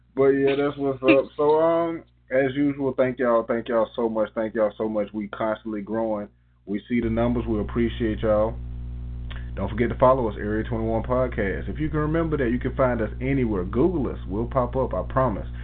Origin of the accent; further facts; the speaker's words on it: Tuskegee, Alabama, United States; we had the privilege of growing up in Tuskegee, Alabama